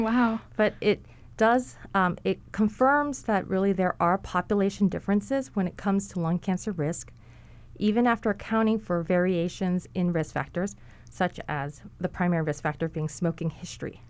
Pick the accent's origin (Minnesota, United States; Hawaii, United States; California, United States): Hawaii, United States; also born or lived in mainland United States; I grew up in Hawaii. I, I also lived in the mainland for a period of time, but I grew up in Hawaii